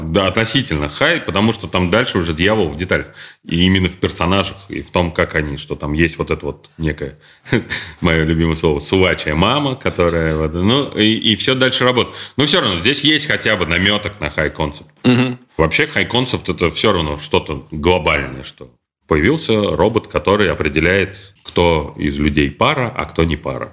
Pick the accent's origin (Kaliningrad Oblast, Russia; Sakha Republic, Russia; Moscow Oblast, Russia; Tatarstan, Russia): Tatarstan, Russia; Kazan; мы из Казани, и там вот этот вот гопнический сленг очень был э, распространен